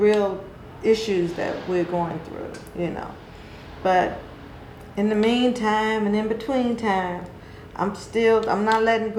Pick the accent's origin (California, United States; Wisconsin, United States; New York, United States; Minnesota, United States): California, United States; native, born and raised in California.